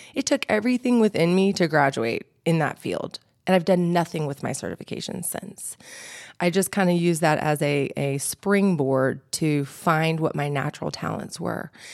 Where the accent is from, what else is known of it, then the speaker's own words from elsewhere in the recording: Brooks, Georgia, United States; also born or lived in Albuquerque, New Mexico / Peachtree City, Georgia; now in Atlanta, United States; I had a beautiful childhood growing up in Brooks, Georgia